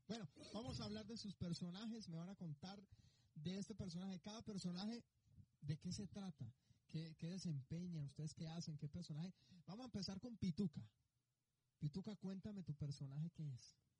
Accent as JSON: {"language": "Spanish", "country": "Colombia", "moved": "yes", "lives_now": "Mexico", "said": "yo soy colombiano"}